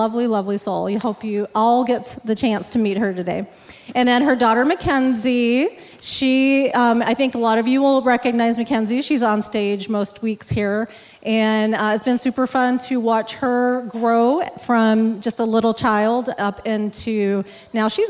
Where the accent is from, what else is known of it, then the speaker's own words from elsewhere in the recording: Texas, United States; now in Superior, United States; I grew up in Texas